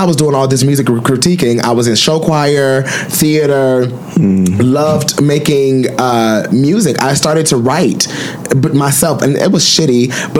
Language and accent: English; Detroit, Michigan, United States; I'm from Detroit and black, dark skinned